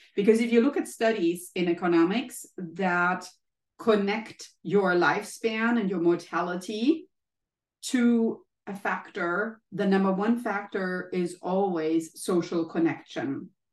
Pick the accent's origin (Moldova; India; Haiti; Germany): Germany; moved away as an adult; now in United States; i took the courage from germany to leave my home country and be in the united states